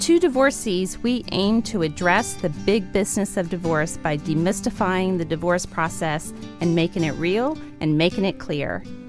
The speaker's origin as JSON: {"language": "English", "region": "Kentucky", "country": "United States", "said": "I'm from the South, from Kentucky, mm-hmm. and so a religious background."}